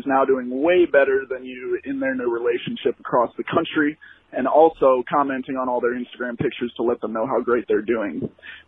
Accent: St. Louis, Missouri, United States; now in Chicago, United States; I'm originally from St. Louis

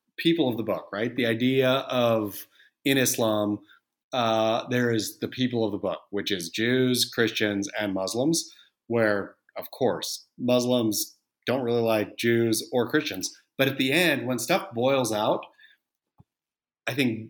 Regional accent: Oregon, United States; I grew up surfing in Oregon

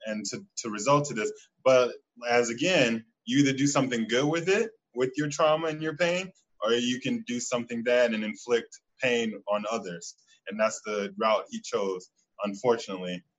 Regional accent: Chicago, Illinois, United States; I'm from Chicago

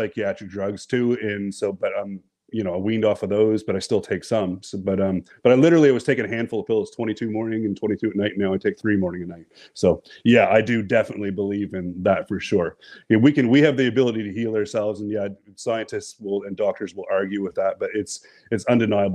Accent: New Brunswick, Canada; I'm from the Canada, from the East Coast, Canada. New Brunswick.

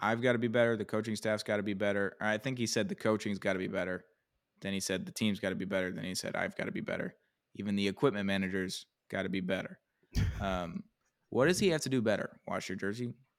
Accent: the South, United States; We're from the South

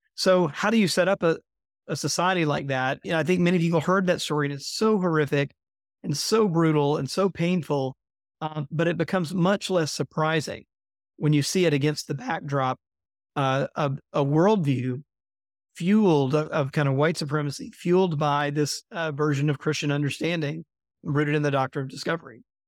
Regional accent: Mississippi, United States; my home state of Mississippi

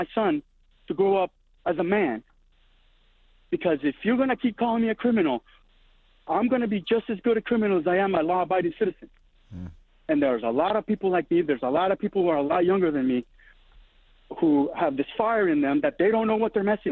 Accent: Nicaragua; now in Northern Virginia, United States; I grew up through in Nicaragua when the communists took over

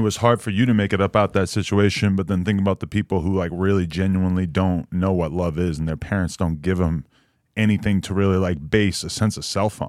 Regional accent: East Coast, United States; I'm from the East Coast

